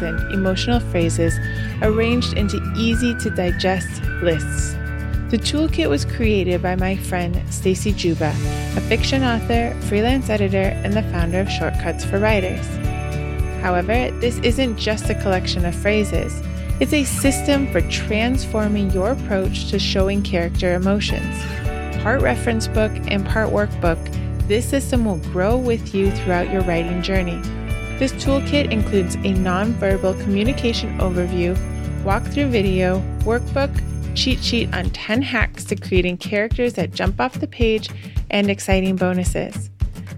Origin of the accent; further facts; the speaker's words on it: Wisconsin, United States; also born or lived in Europe; now in East Coast, United States; I'm on the East Coast now, but I grew up in Wisconsin